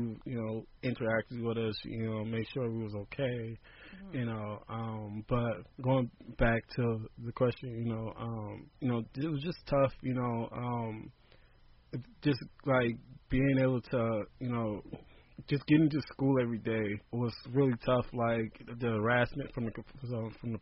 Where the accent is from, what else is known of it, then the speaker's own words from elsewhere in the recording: Compton, California, United States; growing up in Compton